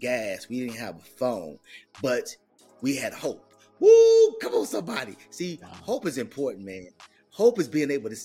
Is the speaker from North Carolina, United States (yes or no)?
no; Chicago, Illinois, United States; moved away as an adult; also born or lived in Carbondale, Illinois; I was able to get far away from my hometown